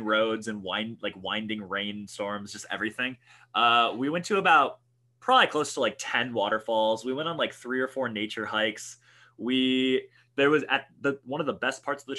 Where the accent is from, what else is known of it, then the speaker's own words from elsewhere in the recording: Minnesota, United States; We're from Minnesota